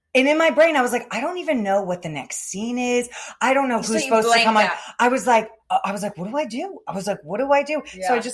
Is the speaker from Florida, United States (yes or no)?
yes; Florida, United States; From South Florida.